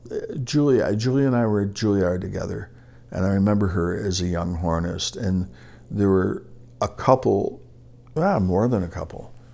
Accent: Oak Park, Illinois, United States; I grew up in Oak Park, Illinois

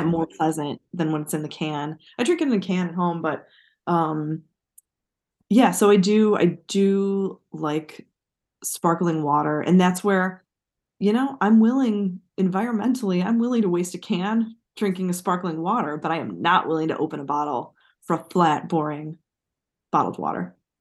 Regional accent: United States; as an American

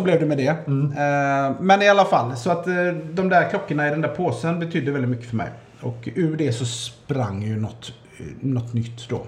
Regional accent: Gothenburg, Västra Götaland, Sweden; jag är uppvuxen i, i Majna

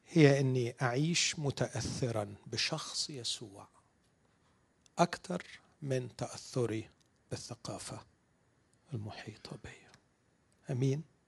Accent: Egypt; عندنا في مصر

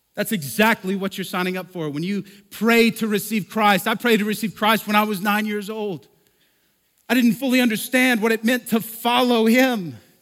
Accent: Lubbock, Texas, United States; also born or lived in Oklahoma; now in Denver, United States; I was born in Lubbock, okay? I'm from here

